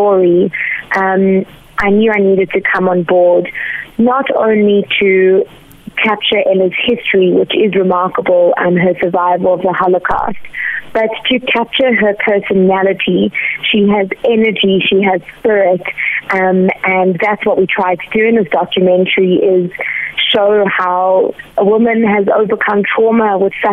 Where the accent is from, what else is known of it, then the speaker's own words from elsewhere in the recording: Johannesburg, Gauteng, South Africa; growing up, I watched movies every week at the Nouveau Rose Bank